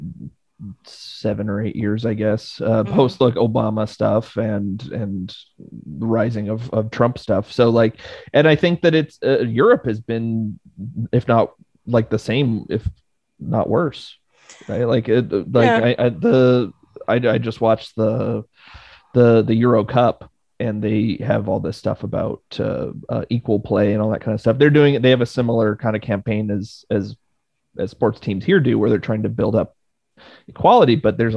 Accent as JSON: {"language": "English", "region": "Quebec", "country": "Canada", "tie": "born or raised there", "said": "I grew up in Quebec"}